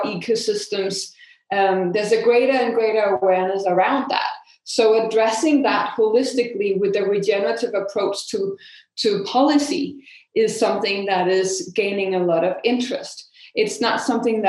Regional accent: Denmark; in Denmark, my home country

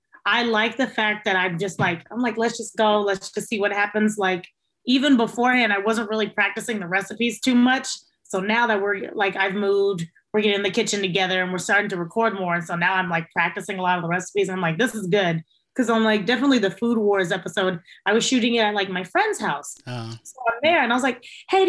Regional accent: Texas, United States; also born or lived in Logansport, Indiana; now in San Antonio, United States; when I was about 5 or 6, we got up and we moved to Texas

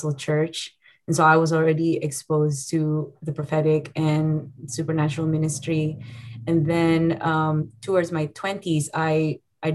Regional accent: Indonesia; moved away as an adult; now in Redding, United States; I'm from Indonesia

